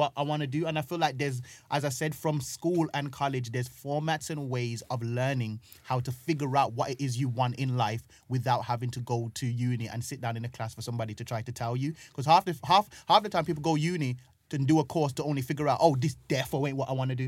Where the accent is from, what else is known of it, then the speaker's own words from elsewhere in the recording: Jamaica; also born or lived in Birmingham, United Kingdom; now in London, United Kingdom; I was growing up in Jamaica, and the part of Jamaica that I was growing up in, I had to walk down the road to get water